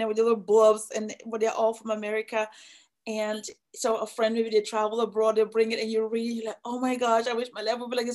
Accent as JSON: {"language": "English", "country": "Nigeria", "moved": "as an adult", "lives_now": "United States", "said": "I'm from Nigeria"}